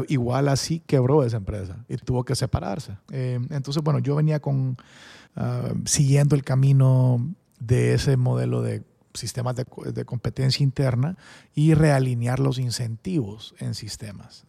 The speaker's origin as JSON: {"language": "Spanish", "town": "San Pedro Sula", "region": "Cortés", "country": "Honduras", "tie": "born or raised there", "also_born_or_lived": "Spain", "said": "yo crecí en San Pedro"}